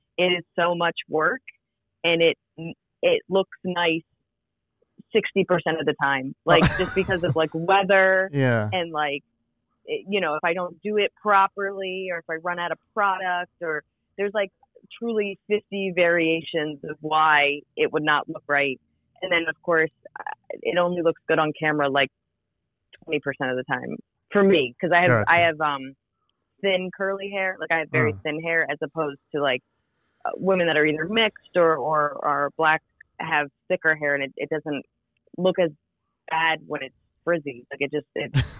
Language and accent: English; New Jersey, United States; moved away as an adult; now in Brooklyn, United States; I'm originally from New Jersey.